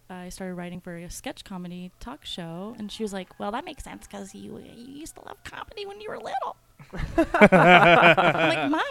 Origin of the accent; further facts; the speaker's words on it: South Florida, United States; We were poor in South Florida, and we stole cable.